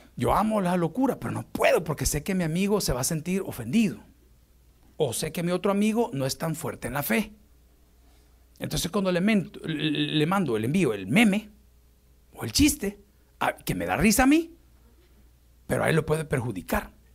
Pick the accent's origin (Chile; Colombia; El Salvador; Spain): El Salvador; mi país, El Salvador